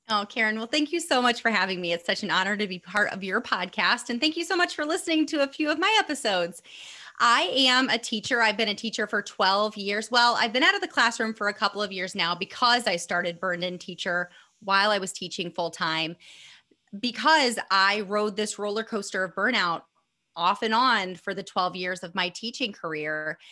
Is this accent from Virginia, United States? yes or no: no; Northeast Indiana, United States; I'm from Indiana, Northeast Indiana. Um, I'm in Fort Wayne